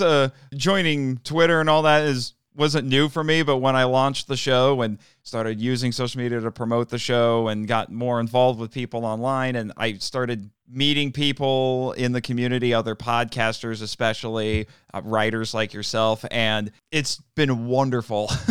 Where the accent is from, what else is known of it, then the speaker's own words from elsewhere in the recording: Indiana, United States; I'm from Indiana.